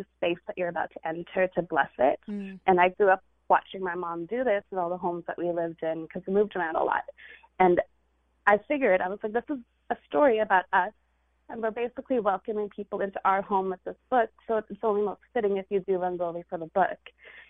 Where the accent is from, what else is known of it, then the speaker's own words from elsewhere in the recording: California, United States; this Indian girl who grew up in California